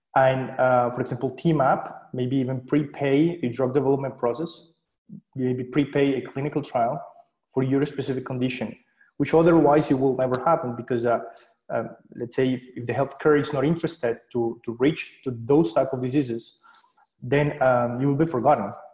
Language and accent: English; Colombia; moved away as an adult; now in Switzerland; I'm originally from Colombia, so I studied physics over there